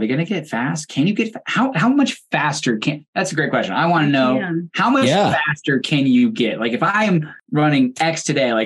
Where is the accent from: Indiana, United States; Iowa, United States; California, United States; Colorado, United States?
Colorado, United States; Fort Collins; I grew up in Fort Collins